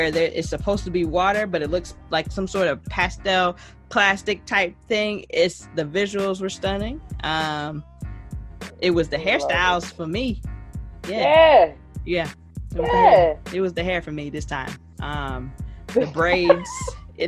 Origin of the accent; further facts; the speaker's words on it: Jamaica; now in United States; I'm Jamaican.